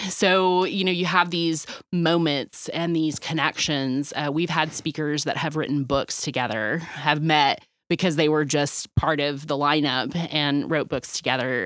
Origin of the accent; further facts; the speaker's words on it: Dallas, Texas, United States; being born and raised in Dallas